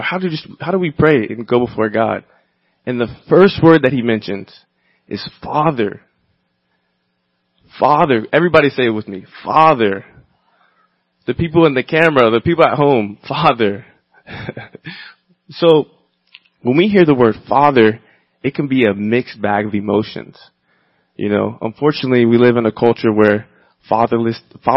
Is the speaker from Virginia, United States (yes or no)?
yes; Virginia, United States; now in Los Angeles, United States; I grew up in Virginia, the South, where Christianity is part of the culture